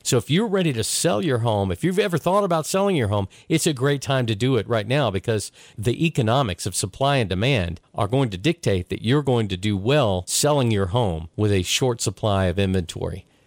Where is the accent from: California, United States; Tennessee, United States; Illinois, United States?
Tennessee, United States; Chattanooga; I grew up here in Chattanooga